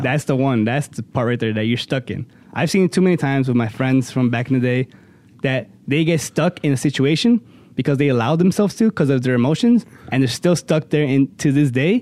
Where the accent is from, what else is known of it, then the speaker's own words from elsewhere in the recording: Cicero, Illinois, United States; a little, uh, pizza place by my hometown, Cicero